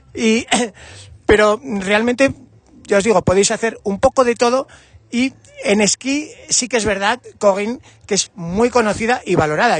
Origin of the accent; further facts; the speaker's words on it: Navarre, Spain; como Navarro